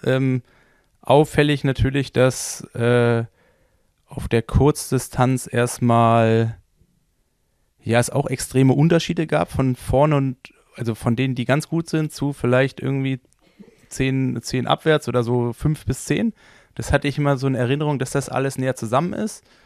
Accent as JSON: {"language": "German", "region": "Berlin", "country": "Germany", "said": "ich komme ja aus Berlin"}